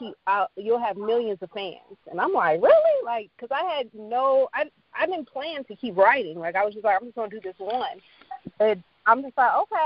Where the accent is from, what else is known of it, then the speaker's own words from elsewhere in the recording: Chicago, Illinois, United States; I am from Chi-Town